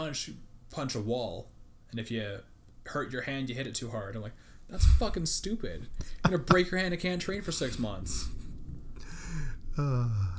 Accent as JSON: {"language": "English", "region": "Yukon", "country": "Canada", "moved": "yes", "said": "I'm from the Yukon"}